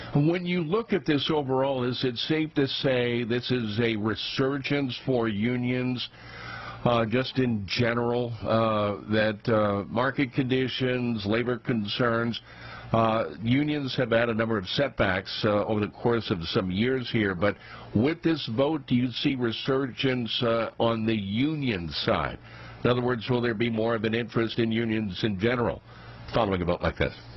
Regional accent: New York City, New York, United States; New York's Staten Island, my hometown

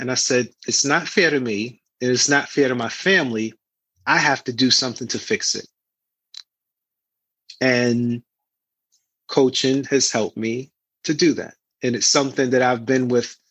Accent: New York City, New York, United States; I'm from Harlem, and a lot of my friends were always into the street life

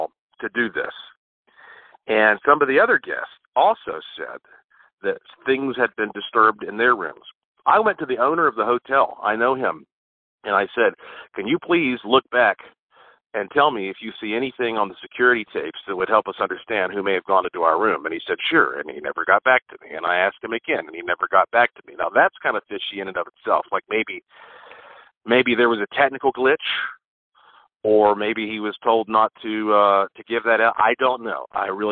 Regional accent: Asheville, North Carolina, United States; I was born right here in Asheville, North Carolina. So were my parents and grandparents

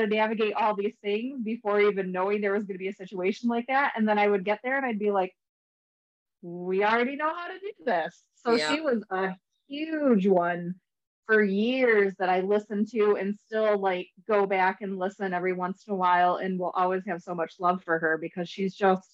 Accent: Michigan, United States; I'm also from Michigan.

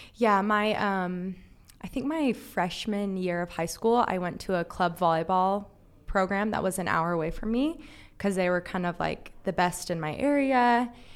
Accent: Palm Springs, California, United States; So I'm from Palm Springs, California

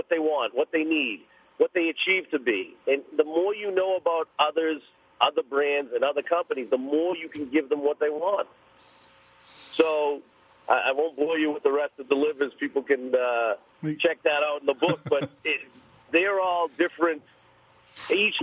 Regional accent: Boston, Massachusetts, United States; I grew up in East Boston. I'm an inner city kid

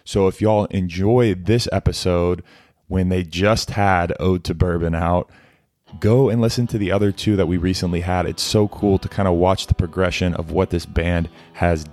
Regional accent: Keller, Texas, United States; also born or lived in Lubbock, Texas; I grew up in Fort Worth for 10 years in Keller. So right outside of Fort Worth, and then lived in Lubbock, Texas for 2 years

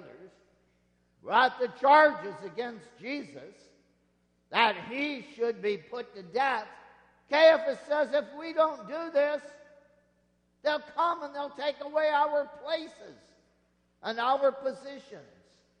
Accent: Nebraska, United States; moved away; Out where I grew up in Nebraska

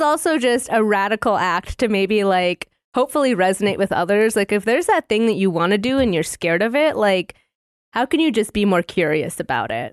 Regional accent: northern Minnesota, United States; also born or lived in Alaska; I was raised on a bison ranch in northern Minnesota

